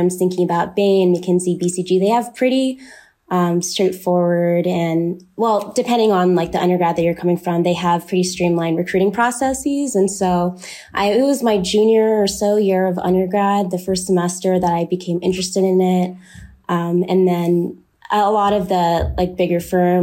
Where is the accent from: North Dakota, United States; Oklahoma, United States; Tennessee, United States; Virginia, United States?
Oklahoma, United States; Oklahoma City; moved away as an adult; also born or lived in St. Louis, Missouri; I'm originally from Oklahoma City